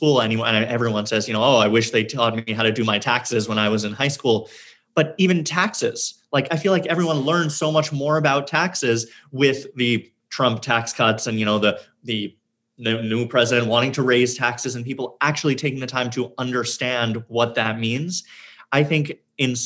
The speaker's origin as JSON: {"language": "English", "town": "New York City", "region": "New York", "country": "United States", "tie": "born or raised there", "said": "I was born in Manhattan and lived in Queens for a bit and then back to Manhattan and have never lived anywhere else"}